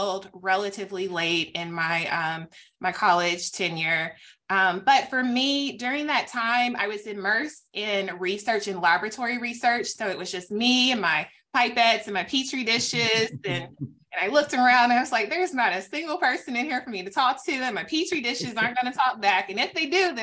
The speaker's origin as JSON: {"language": "English", "region": "Tennessee", "country": "United States", "tie": "born or raised there", "moved": "as an adult", "said": "I am actually back in my home state now. I'm back in the fabulous state of Tennessee"}